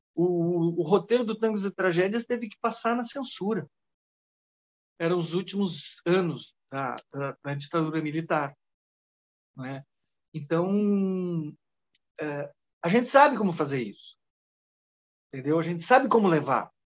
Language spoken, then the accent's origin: Portuguese; Soledade, Rio Grande do Sul, Brazil; also born or lived in Giruá, Rio Grande do Sul; Saí de, de soledade, meio fugido, assim, da família